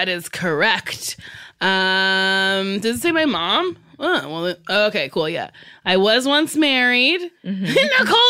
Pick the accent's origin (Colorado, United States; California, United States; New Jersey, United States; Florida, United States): New Jersey, United States; I was born and raised in Jersey.